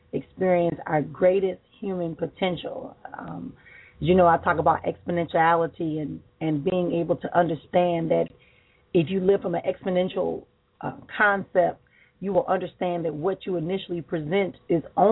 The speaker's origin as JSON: {"language": "English", "town": "Milwaukee", "region": "Wisconsin", "country": "United States", "tie": "born or raised there", "said": "here in my hometown of Milwaukee, Wisconsin."}